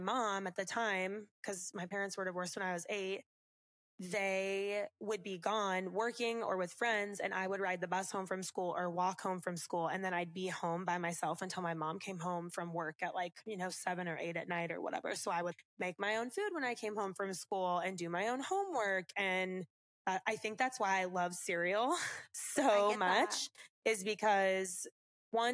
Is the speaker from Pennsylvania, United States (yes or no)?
no; Las Vegas, Nevada, United States; moved away as an adult; now in Louisville, United States; growing up in Las Vegas